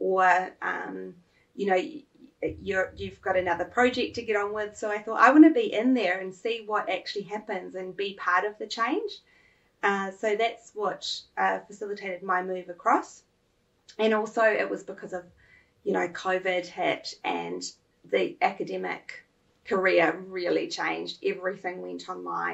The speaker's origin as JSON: {"language": "English", "region": "Auckland", "country": "New Zealand", "tie": "born or raised there", "also_born_or_lived": "Melbourne, Australia", "said": "Massey University in Auckland, which is my hometown"}